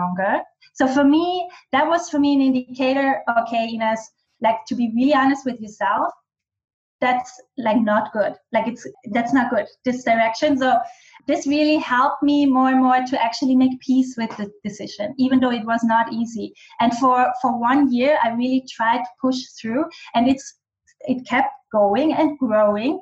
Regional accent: western Austria, Austria; first language German; English is a second language; also born or lived in Bali; German is my native language. I am much more authentic in German with my dialect. I'm from the west of Austria.

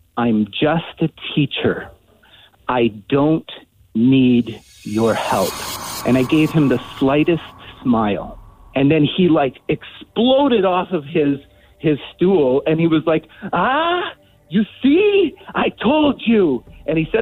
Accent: Canada; I'm Canadian.

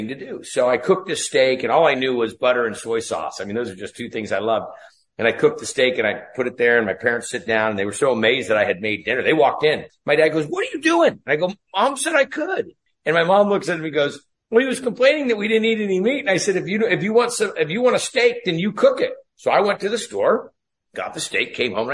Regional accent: Ferndale, California, United States; that's a little town that I was raised in, a little town called Ferndale

